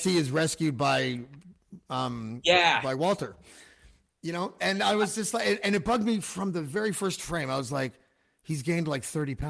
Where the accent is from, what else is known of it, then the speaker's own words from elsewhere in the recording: Canada; as a Canadian